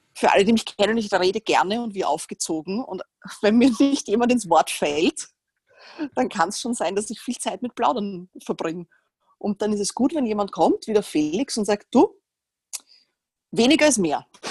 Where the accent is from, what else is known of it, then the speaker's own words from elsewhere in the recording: Vienna, Austria; ich komme aus Wien. Ich gehe mal davon aus, dass man das nicht hört, aber wahrscheinlich erkennt man es instant.